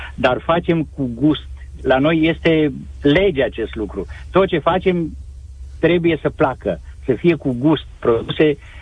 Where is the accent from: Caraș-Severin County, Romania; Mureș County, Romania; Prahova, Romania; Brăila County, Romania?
Caraș-Severin County, Romania; Scăiuș; Eu sunt bănățean din Caraș Severin, satul Scăiuș, între Reșița și Lugoj